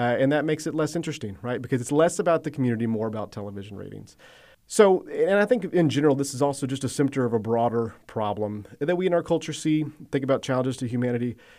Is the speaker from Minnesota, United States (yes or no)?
no; Athens, Georgia, United States; I grew up around Athens, Georgia